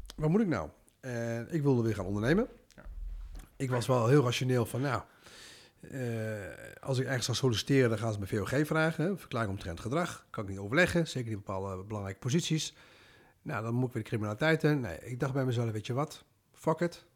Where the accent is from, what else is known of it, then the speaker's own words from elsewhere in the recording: Netherlands; Ik ben geboren en getogen in Nederland